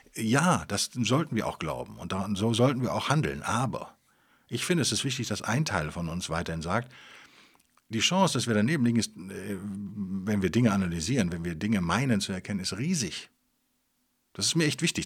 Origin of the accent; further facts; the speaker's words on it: Cologne, North Rhine-Westphalia, Germany; Als Kölner